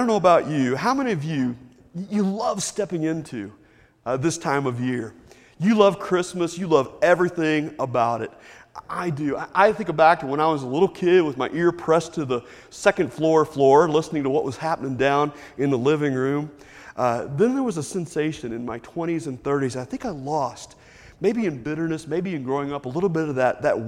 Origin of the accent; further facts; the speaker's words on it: Lexington, United States; growing up in Lexington with my mom and dad